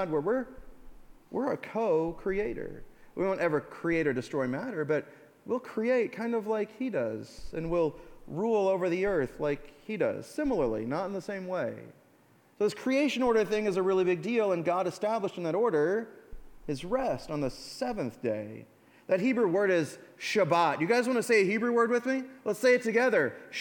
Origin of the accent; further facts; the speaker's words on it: United States; we're American